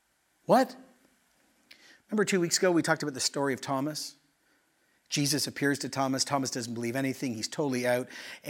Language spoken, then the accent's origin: English; Quito, Pichincha, Ecuador; also born or lived in Oshawa, Canada; So I was born in Oshawa, but I grew up in Ecuador in the 80s, pre-internet.